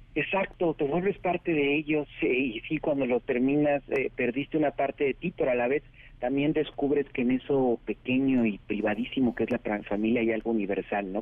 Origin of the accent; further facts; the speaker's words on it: Oaxaca, Mexico; mi pueblo de Oaxaca